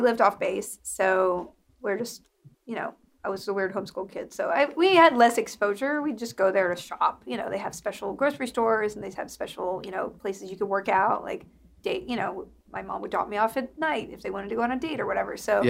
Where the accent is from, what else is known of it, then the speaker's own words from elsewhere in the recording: Alabama, United States; also born or lived in Mississippi / Texas / Kentucky / Virginia; How well, I grew up in Alabama, Mississippi, and other places.